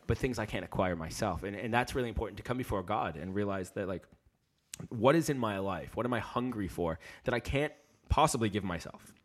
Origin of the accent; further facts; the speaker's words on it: United States; moved away as an adult; now in London, United Kingdom; live, uh, in London, and I'm from America